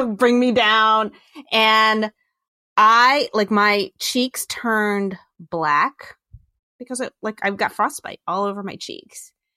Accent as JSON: {"language": "English", "region": "Virginia", "country": "United States", "tie": "born or raised there", "said": "I grew up in Virginia"}